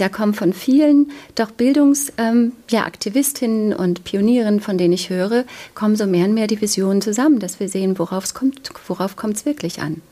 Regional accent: East Germany, Germany; Ich bin in der DDR aufgewachsen

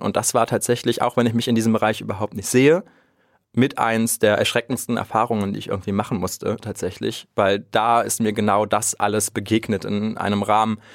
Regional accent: Krefeld, North Rhine-Westphalia, Germany; Ich bin ja in Krefeld auch groß geworden und aufgewachsen

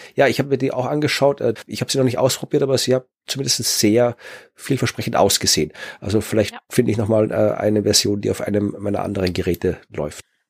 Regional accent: Wachau, Lower Austria, Austria; moved away; meiner Heimat der Wachau

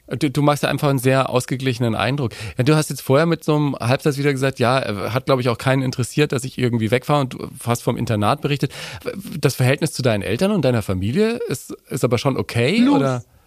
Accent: Nuremberg, Bavaria, Germany; ich bin ein Nürnberger. Ich bin in Nürnberg geboren

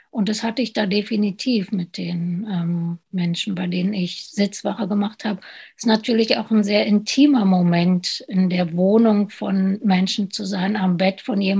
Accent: East Germany, Germany; ich darf mir das erlauben, so zu denken, weil ich komme aus dem Osten.

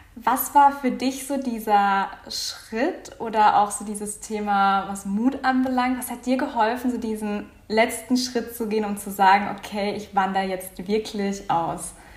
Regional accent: Offenburg, Baden-Württemberg, Germany; Ich komme aus Offenburg

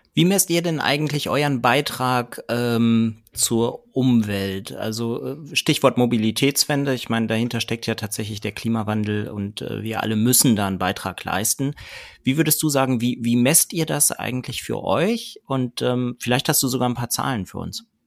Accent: Ostwestfalen-Lippe, North Rhine-Westphalia, Germany; now in Nordheide, Germany; Ich komme ja gebürtig aus Ostwestfalen-Lippe

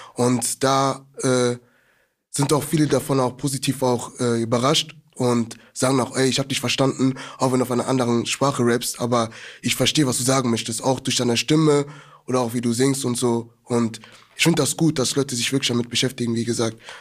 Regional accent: Germany; wir sind jetzt aus Deutschland

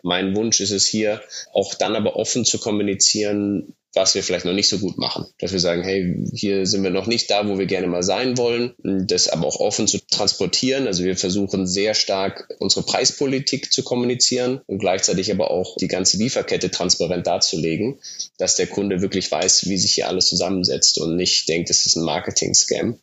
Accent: Munich, Bavaria, Germany; moved away as an adult; also born or lived in Bayreuth / Italy; Ich komme komm ursprünglich aus München

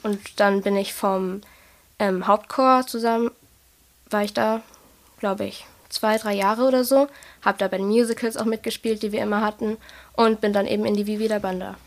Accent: Germany; aus Germany, Deutschland

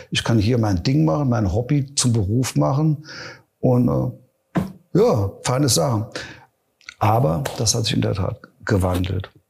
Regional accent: Neunkirchen, Saarland, Germany; born there; ich bin gebürtiger Neunkirche, also allein in Neunkirchen gab's 15 Locations, wo man spielen konnte.

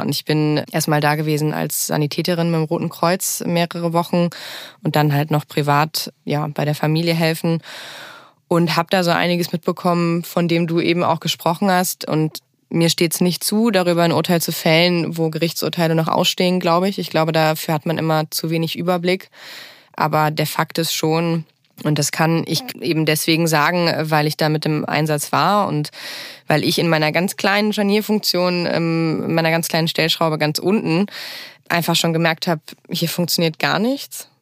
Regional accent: Bad Neuenahr-Ahrweiler, Rhineland-Palatinate, Germany; moved away as an adult; Ich komme äh, aus Bad Neuner-Ahrweiler. Das ist eine der größeren Städte, nicht die größte Stadt ähm, im Ahrtal. Liegt auch direkt an der Ahr und da bin ich aufgewachsen

